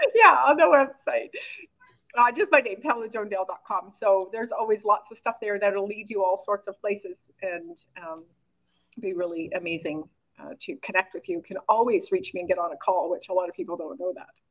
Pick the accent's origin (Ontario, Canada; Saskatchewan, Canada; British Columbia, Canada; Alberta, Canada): Saskatchewan, Canada; Oxbow; moved away; also born or lived in Korea; I was born and raised in a really small town in called Oxbow, Saskatchewan, Canada, with like 1,200 people